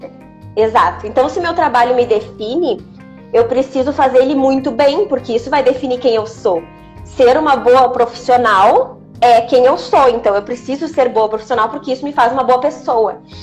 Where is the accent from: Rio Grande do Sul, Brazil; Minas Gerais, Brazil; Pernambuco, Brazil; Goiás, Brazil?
Rio Grande do Sul, Brazil; Gaúcha; moved away as an adult; now in Mogi, Brazil; eu sou gaúcha, tô expatriada aqui em Mogi